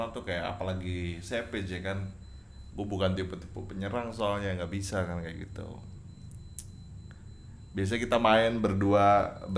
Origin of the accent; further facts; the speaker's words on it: Jatisari, West Java, Indonesia; kampung celurit gue di Jatisari di sono tiga hari mau lebaran itu gue masih ingat aja masih kecil gue SMP